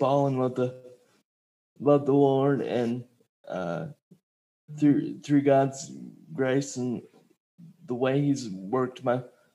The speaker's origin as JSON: {"language": "English", "town": "Marietta", "region": "Georgia", "country": "United States", "tie": "born or raised there", "also_born_or_lived": "Fort Walton Beach, Florida"}